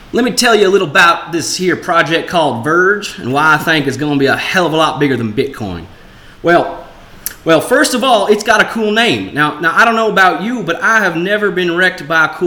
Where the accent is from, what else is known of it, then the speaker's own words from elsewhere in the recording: Russia; English is a second language; moved away as an adult; now in London, United Kingdom; I am from Russia. Uh, unfortunately, I had to move to London to escape my government